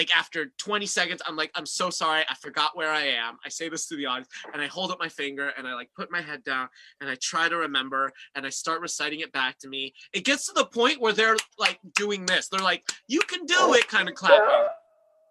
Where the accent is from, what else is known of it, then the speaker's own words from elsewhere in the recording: Florida, United States; I myself am from Florida